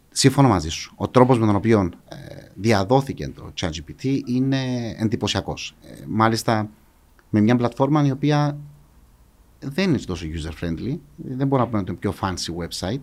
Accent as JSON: {"language": "Greek", "town": "Paphos", "region": "Paphos District", "country": "Cyprus", "tie": "born or raised there", "said": "Μεγάλωσα στην Πάφο. Μεγάλωσα στο κέντρο τη Πάφου"}